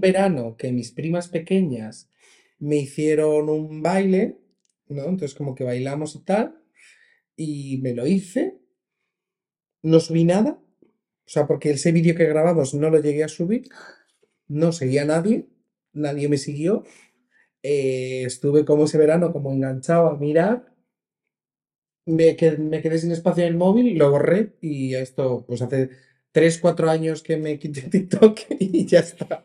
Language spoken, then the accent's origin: Spanish; Region of Murcia, Spain; yo soy de Murcia